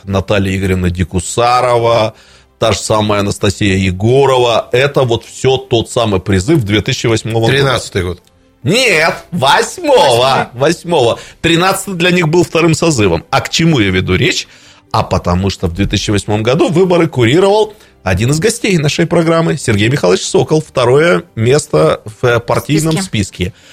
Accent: Irkutsk, Irkutsk Oblast, Russia; как иркутянин

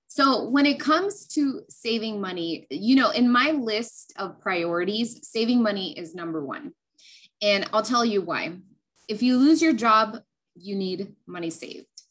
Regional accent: California, United States; born or raised there; also born or lived in New Mexico

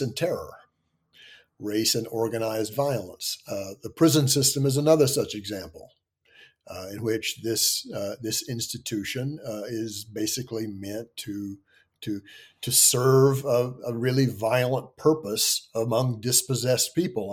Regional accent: Tennessee and Virginia, the South, United States; moved away as an adult; also born or lived in Kentucky / Pennsylvania; I grew up in the South, I was, uh, born in Kentucky, grew up in Tennessee and Virginia

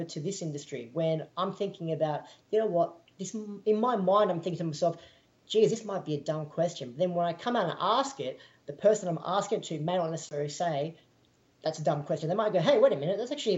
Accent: Australia; moved away; being an Australian in Australia

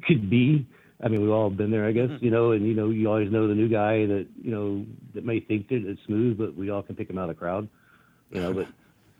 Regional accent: Austin, Texas, United States; also born or lived in San Antonio, Texas; I was born in San Antonio, raised in Austin, Texas. So Texan pretty much my whole chosen life

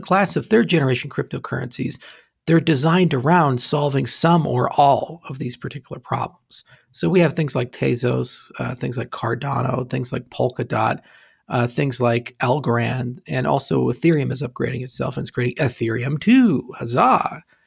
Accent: Hawaii, United States; I grew up in Hawaii, so it rained a lot, too.

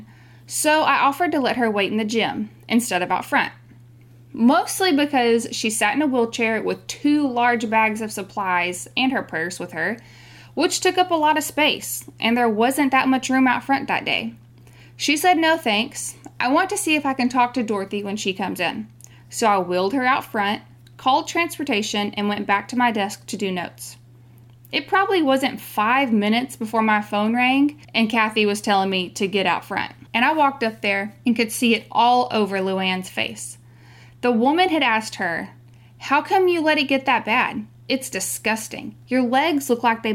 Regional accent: Texas, United States; We're from Texas

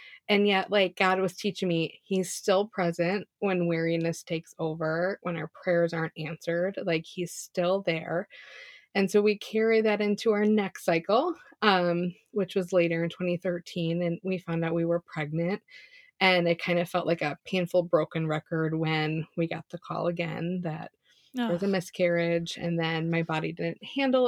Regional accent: Chicago, Illinois, United States; moved away as an adult; also born or lived in Indiana; now in Minnesota, United States; I grew up in Chicago, moved to Minnesota once we got married.

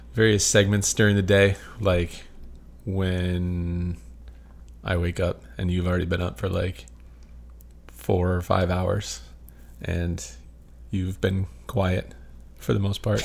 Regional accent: Michigan, United States; moved away as an adult; now in Las Vegas, United States; I'm from Michigan.

